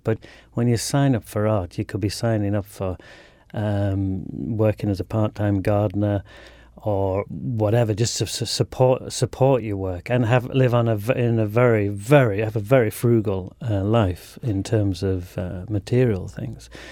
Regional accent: Leeds, Yorkshire and the Humber, United Kingdom; I grew up on the outskirts of Leeds, which is a big city in the north of England.

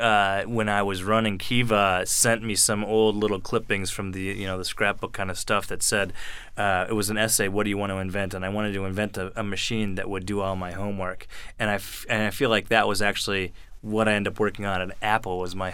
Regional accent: Frankfurt, Hesse, Germany; born there; So I was born in Frankfurt, Germany, in a U.S. Army hospital.

